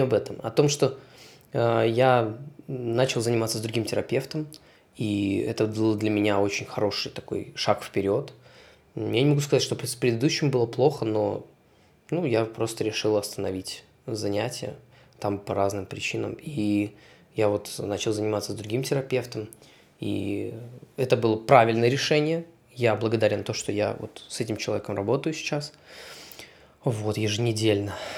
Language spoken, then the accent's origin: Russian; Belarus; moved away as an adult; also born or lived in Poland; я вернулся из Польши в Беларусь, переехал обратно